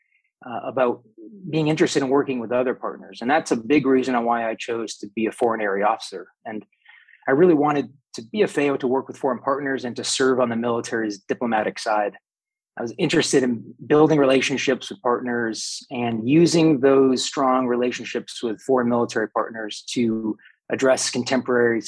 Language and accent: English; northern New Hampshire, United States; moved away as an adult; now in Stuttgart, Germany; It's northern New Hampshire is a beautiful area, and that's where I'm from, and that's where I grew up all the way until I went to West Point when I was